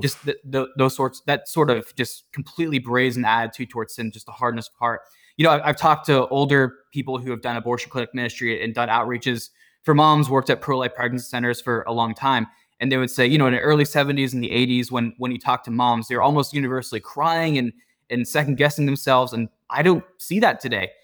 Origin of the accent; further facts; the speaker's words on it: Pittsburgh, Pennsylvania, United States; I grew up in the South Hills of Pittsburgh